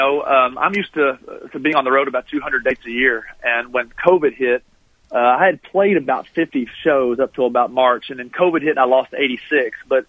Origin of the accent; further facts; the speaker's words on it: Taylorsville, Kentucky, United States; moved away; I'll be coming back to my hometown of Taylorsville.